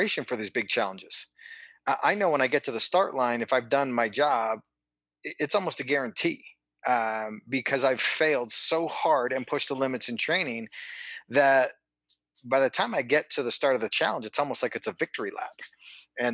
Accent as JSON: {"language": "English", "town": "Calgary", "region": "Alberta", "country": "Canada", "tie": "born or raised there", "said": "I'm originally from Calgary, Alberta, Canada. Grew up there, freezing cold winters"}